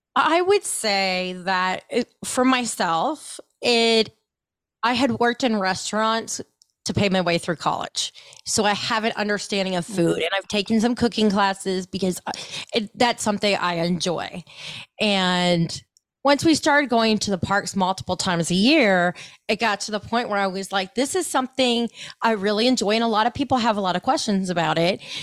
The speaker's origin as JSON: {"language": "English", "region": "Ohio", "country": "United States", "tie": "born or raised there", "said": "I grew up in Ohio"}